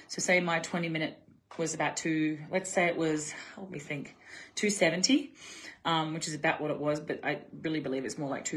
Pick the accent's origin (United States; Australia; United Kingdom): Australia; I'm Aussie